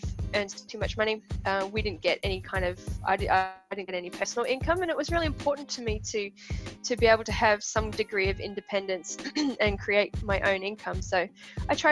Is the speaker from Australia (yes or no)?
yes; Queensland, Australia; moved away as an adult; also born or lived in Perth, Australia; now in Taranaki, New Zealand; I grew up in Australia